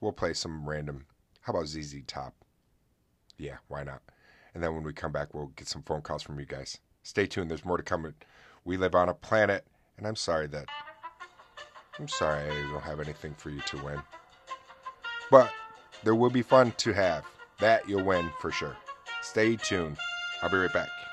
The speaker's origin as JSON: {"language": "English", "region": "upstate New York", "country": "United States", "tie": "born or raised there", "said": "my hometown of Buff, uh, upstate New York"}